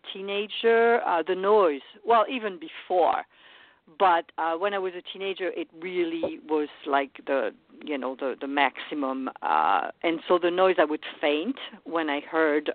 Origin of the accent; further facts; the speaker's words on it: France; moved away as an adult; now in United States; I was born in France and raised there for the first 23 years